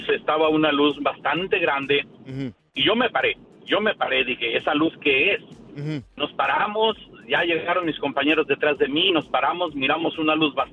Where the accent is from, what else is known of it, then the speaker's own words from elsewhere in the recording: Zacatecas, Mexico; Yo soy originario de Zacatecas